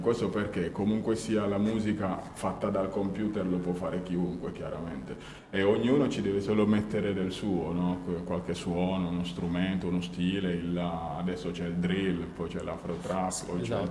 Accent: Guinea; now in Turin, Italy; io sono appunto nato in Guinea nell'89 e all'età di 8 anni ho perso prima mio padre e poi già ero trasferito qua a, Torino

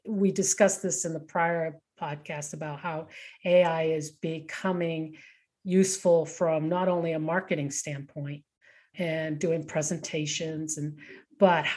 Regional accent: Boston, Massachusetts, United States; moved away; also born or lived in Rocky Mountains; I grew up in Boston and lived all those years in the Rocky Mountains

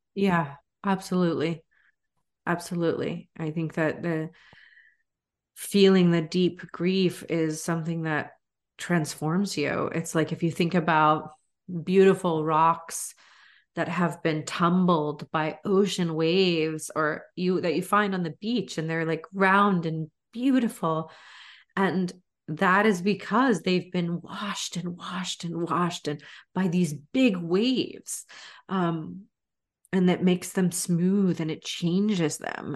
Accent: United States; also born or lived in Florida; I'm half Brazilian, but I write from growing up in the States

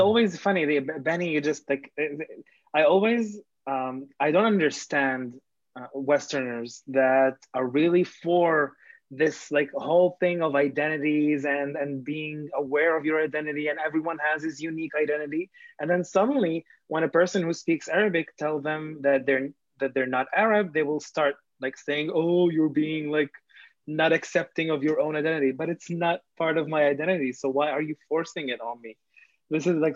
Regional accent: Israel; born or raised there; also born or lived in Lebanon

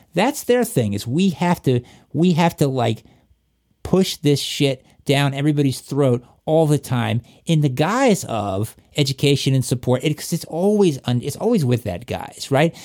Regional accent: Appalachia, Southwest Virginia, United States; accent: Southern; moved away; also born or lived in Atlanta, Georgia; I'm from Virginia, like, Southwest Virginia in Appalachia

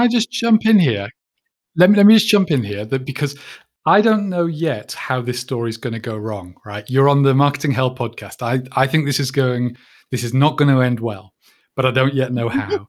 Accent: United Kingdom; I'm a Brit

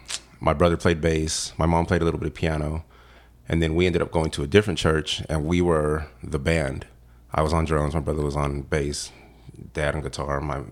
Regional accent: Casa Grande, Arizona, United States; Casa Grande, Arizona.

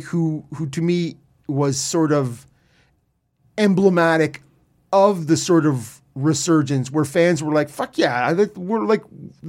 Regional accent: Ottawa, Ontario, Canada; also born or lived in Peterborough; I grew up in Ottawa is where I started before I moved to Peterborough.

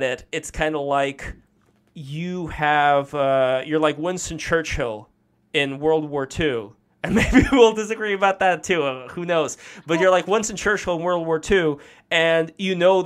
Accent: Saint Petersburg, Russia; moved away; I'm from St. Petersburg. I was born in Russia

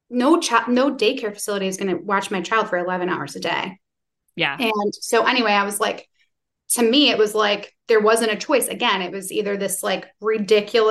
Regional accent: New York, United States; moved away; also born or lived in Tennessee; I'm from New York originally

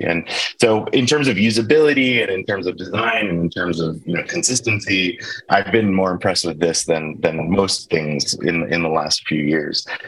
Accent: Baltimore, Maryland, United States; moved away; I grew up in Baltimore, Maryland, at least for, for my childhood.

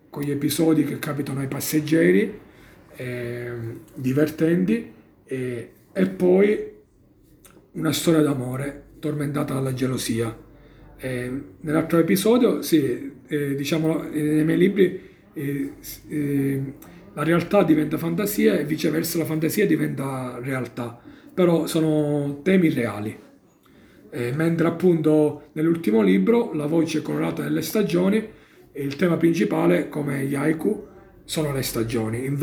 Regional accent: Casteltermini, Sicily, Italy; now in Turin, Italy; Io sono della provincia di Agrigento, Casteltermini.

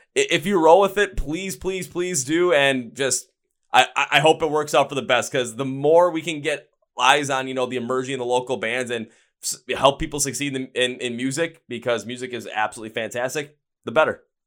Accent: Wisconsin, United States; I'm from Wisconsin

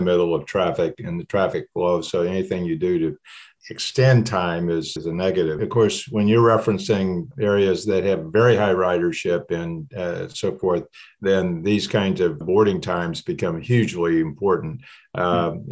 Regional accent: Ames, Iowa, United States; moved away; where I grew up in the Middle West, Ames, Iowa is the area

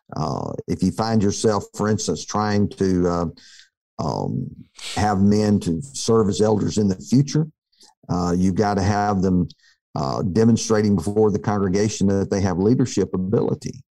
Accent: near Tuscaloosa, Alabama, United States; I grew up near Tuscaloosa

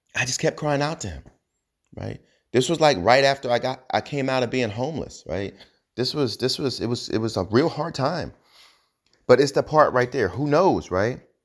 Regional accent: New Jersey, United States; I'm from New Jersey

